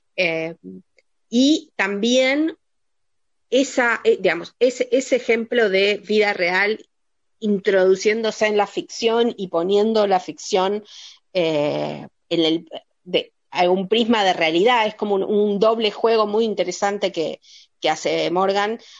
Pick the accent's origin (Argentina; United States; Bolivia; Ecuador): Argentina; nosotros como espectadores argentinos